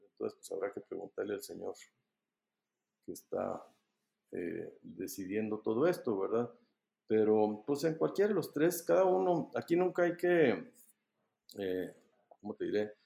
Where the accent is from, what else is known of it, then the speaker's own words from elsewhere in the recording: Mexico; Somos los mexicanos